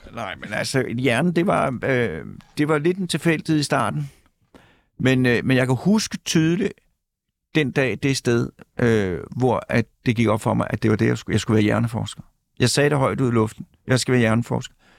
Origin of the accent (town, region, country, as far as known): Mørkhøj, Capital Region of Denmark, Denmark